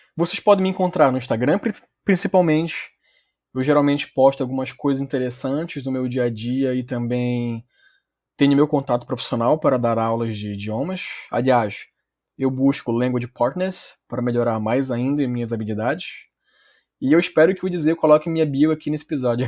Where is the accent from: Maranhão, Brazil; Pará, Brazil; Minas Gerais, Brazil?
Pará, Brazil; Belém; accent: paraense; also born or lived in Belarus; Eu sou originalmente de Belém do Pará mesmo, nasci na capital, mas já morei em outros lugares no Brasil